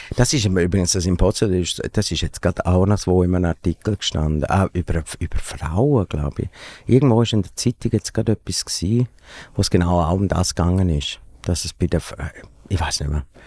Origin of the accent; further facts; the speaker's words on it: Domleschg, Graubünden, Switzerland; irgendwo im Kanton Graubünden, im Domlesk, wo ich aufgewachsen bin